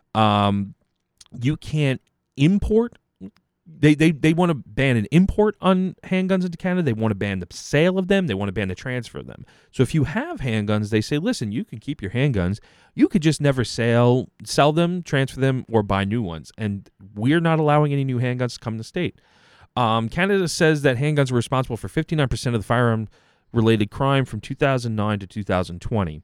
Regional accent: United States; As an American

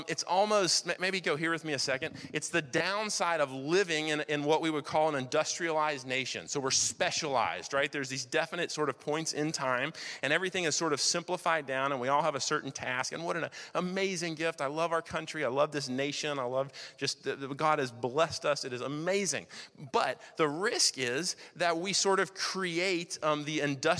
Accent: Wilmington, North Carolina, United States; I grew up in Wilmington here. I wasn't born here, but I grew up here.

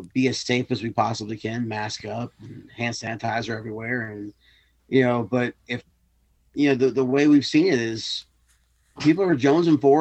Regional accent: the South, United States; As a Southerner

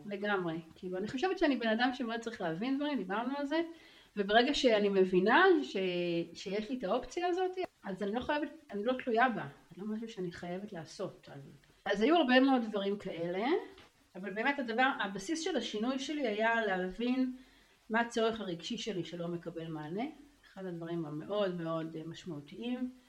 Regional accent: Tel Aviv, Tel Aviv District, Israel; גרה בתל אביב, שם גדלתי

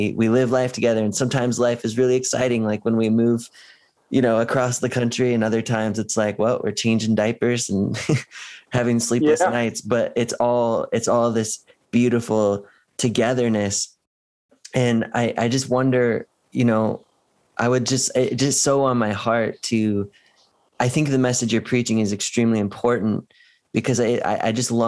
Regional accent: West Coast, United States; now in Cleveland, United States; I'm not from Cleveland. I'm from the West Coast

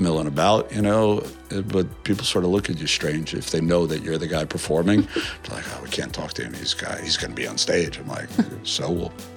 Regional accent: New York, United States; I'm from New York.

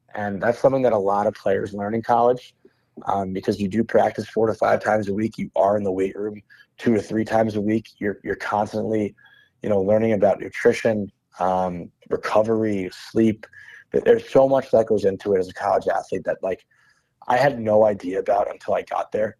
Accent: United States; an American who went to college

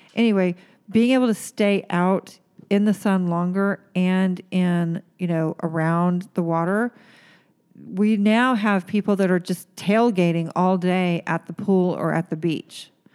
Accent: Oklahoma, United States; moved away; where I grew up in Oklahoma

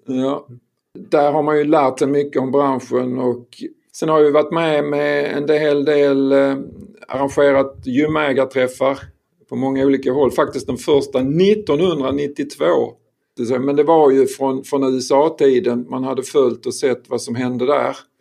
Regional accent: Skåne, Sweden; jag är skåning

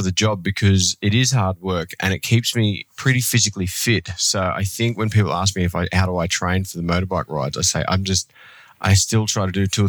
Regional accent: Melbourne, Victoria, Australia; I am from Melbourne, Australia

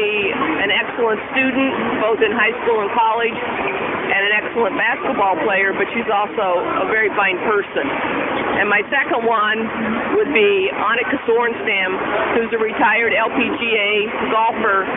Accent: Jasper, Georgia, United States; I'm from Jasper, Georgia

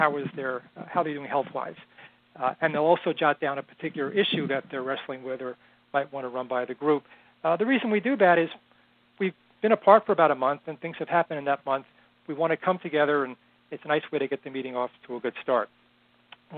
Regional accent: outside of New York City, United States; now in Boston, United States; I was born and raised in outside of New York City and currently live in Boston

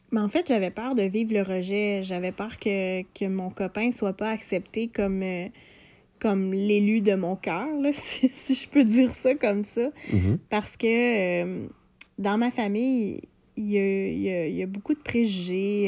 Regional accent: Lanaudière, Quebec, Canada; j'ai grandi en région, euh, je viens de Lanaudière

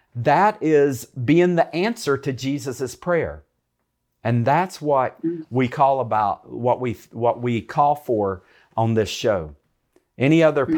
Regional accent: United States; I'm from America.

